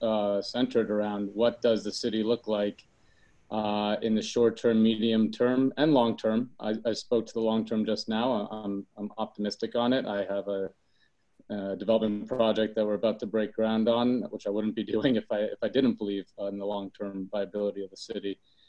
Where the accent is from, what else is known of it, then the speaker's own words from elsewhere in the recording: New York City, New York, United States; as a New Yorker, and knowing what the city has been through over the many decades, even before my life